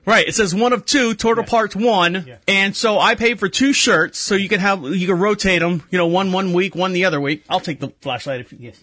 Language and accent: English; Orlando, Florida, United States; moved away; I was born and raised in Orlando